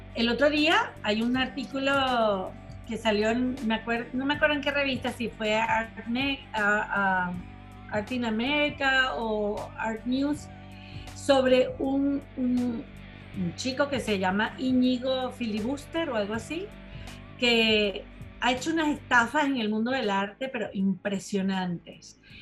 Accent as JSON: {"language": "Spanish", "country": "Venezuela", "moved": "yes", "said": "Me fui antes, pero mm, sí es verdad que no pude volver. O sea, yo me fui en el noventa y dos"}